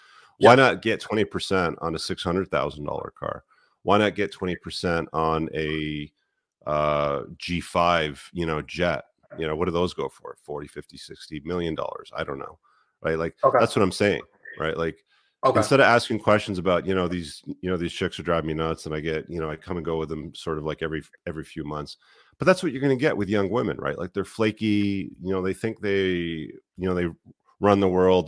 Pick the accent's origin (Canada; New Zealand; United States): Canada; as a Canadian citizen